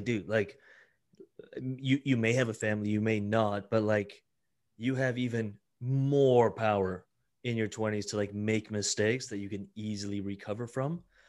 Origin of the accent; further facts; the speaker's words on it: Italy; born there; moved away; My parents immigrated. I was born in Italy, actually, and they immigrated here and we lived in an apartment, lived in a trailer park.